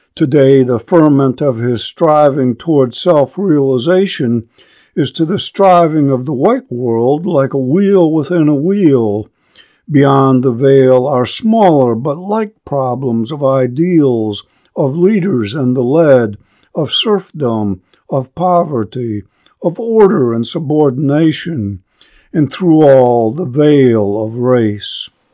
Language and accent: English; upper Great Lakes, United States; a boy of the upper Great Lakes, with Scots Irish forebearers